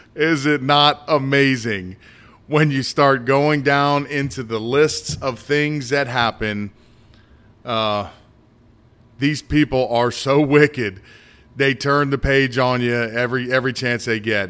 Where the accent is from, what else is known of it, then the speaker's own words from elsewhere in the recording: United States; I've been in the United States my whole life